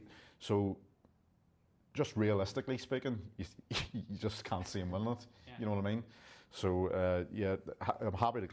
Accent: Ireland; even though as an Irishman.

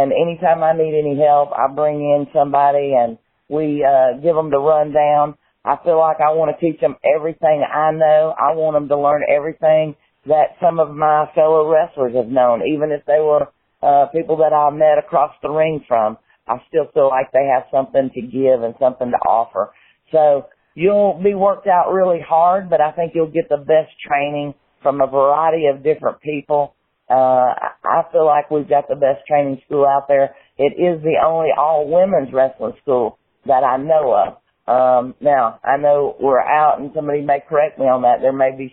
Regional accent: the South, United States; I'm from the South

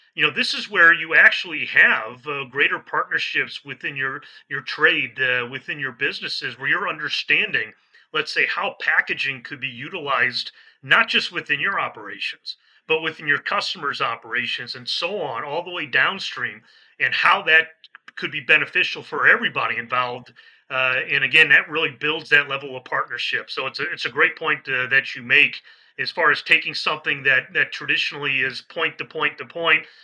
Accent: Midwest, United States; moved away as an adult; also born or lived in San Diego, California / Washington D.C. / Florida; now in Mid-Atlantic, United States; I'm a Midwesterner. That's where I, I was born and raised

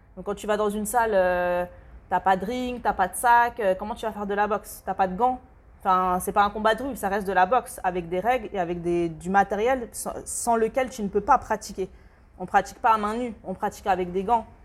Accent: France; also born or lived in Democratic Republic of the Congo; chez nous en France

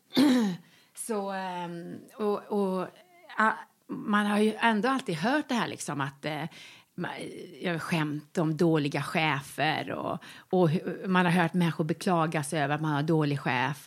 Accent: Västergötland, Västra Götaland, Sweden; moved away; also born or lived in Malmö; när jag bodde alltså, hemma i Västergötland

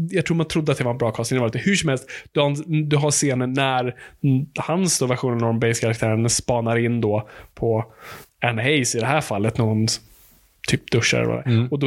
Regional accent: Finland; jag är finsk.

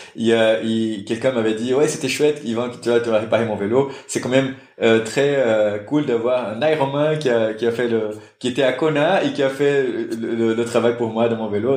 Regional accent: Brazil; French is a second language; moved away as an adult; now in Brussels, Belgium; je suis brésilien

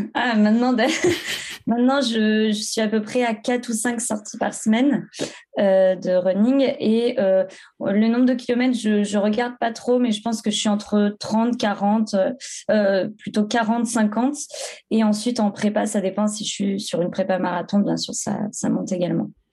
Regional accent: Creuse, Nouvelle-Aquitaine, France; moved away as an adult; also born or lived in Clermont-Ferrand; now in Bordeaux, France; je viens de la Creuse, j'habite à Bordeaux depuis maintenant 6 ou 7 ans. je suis venue pour mes études à Bordeaux

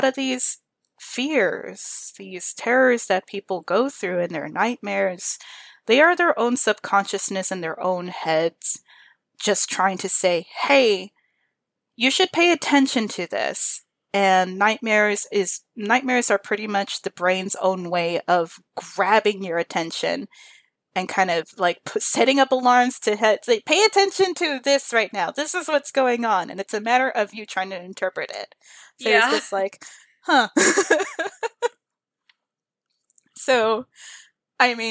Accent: Texas, United States; I was raised in Texas, but my family's from like hardcore Mexico

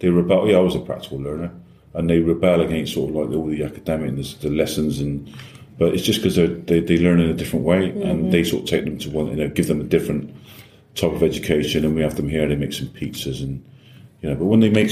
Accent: Bristol, South West England, United Kingdom; I was brought up in Brislington

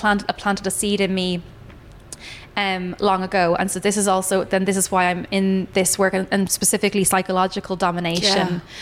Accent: Ireland; my, I suppose, ancestral lineage of being Irish, like if we think about how we were always like second class citizens

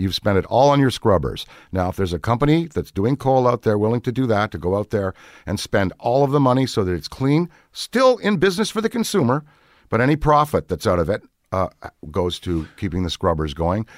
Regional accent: Ottawa, Ontario, Canada; moved away as an adult; I'm very Canadian, born in Ottawa, capital city

